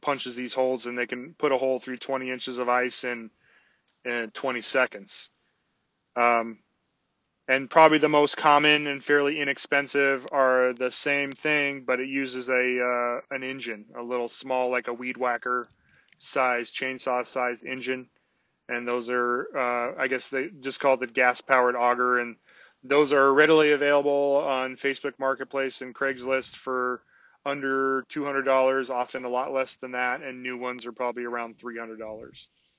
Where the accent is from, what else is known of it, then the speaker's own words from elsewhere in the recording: West Coast, United States; moved away; I saw people out on the ice and it made me very uncomfortable because I was from the West Coast